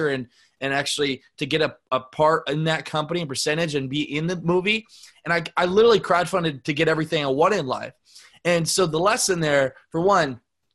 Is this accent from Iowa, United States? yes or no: yes; Northeast Iowa, United States; I'm from Northeast Iowa, a town of 750 people in the middle of nowhere. I grew up in an ice business